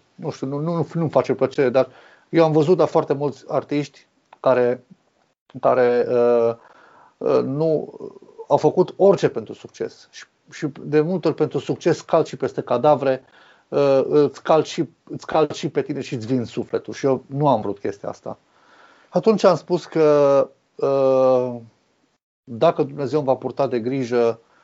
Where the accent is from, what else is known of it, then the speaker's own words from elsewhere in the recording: Arad, Arad County, Romania; Sunt născut și crescut în Arad